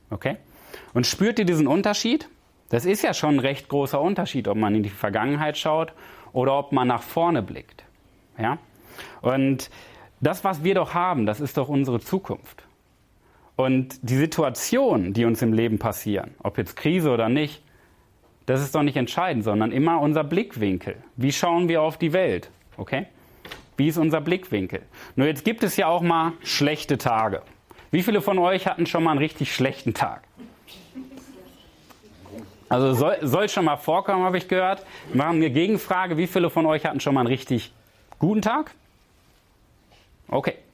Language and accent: German; Paderborn, North Rhine-Westphalia, Germany; Ich komme aus Paderborn und ich bin zu Gast in Berlin im Hotel.